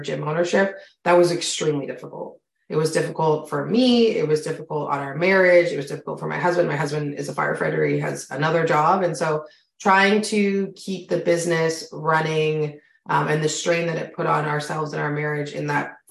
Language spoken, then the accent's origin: English; Canada; I'm Canadian. If you can hear it in my voice, you and I have very different accents